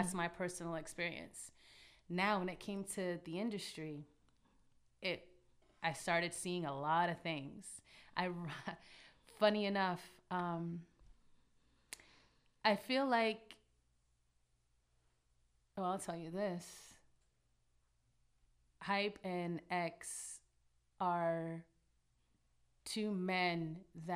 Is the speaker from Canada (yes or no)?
yes; Toronto, Ontario, Canada; Growing up in Toronto